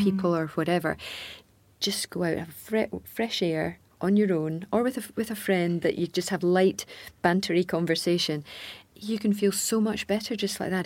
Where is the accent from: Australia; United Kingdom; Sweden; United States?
United Kingdom; Scotland; a Scottish tennis person all my life